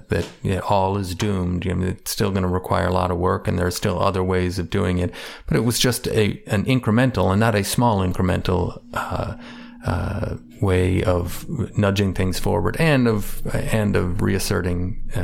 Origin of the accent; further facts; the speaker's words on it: Chicago, Illinois, United States; I tell people I'm from Chicago. I'm a Cubs fan.